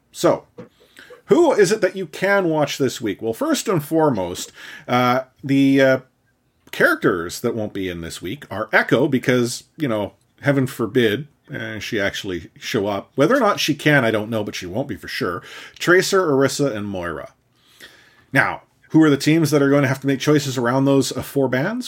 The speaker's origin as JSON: {"language": "English", "country": "Canada", "said": "me as a Canadian citizen"}